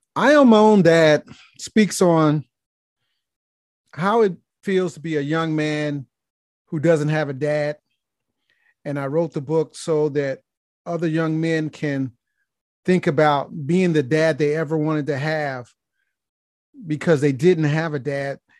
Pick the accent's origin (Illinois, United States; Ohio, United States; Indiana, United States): Indiana, United States; Gary; moved away as an adult; now in Atlanta, United States; I was born and raised in Gary, Indiana